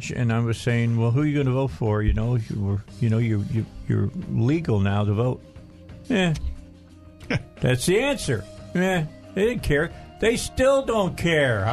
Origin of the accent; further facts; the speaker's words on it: outside of Chicago, Illinois, United States; I grew up outside of Chicago